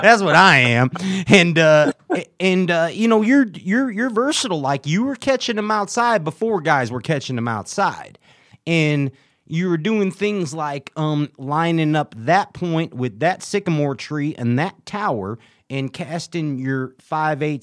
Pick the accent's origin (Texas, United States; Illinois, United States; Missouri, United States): Illinois, United States; Chicago; I'm from Chicago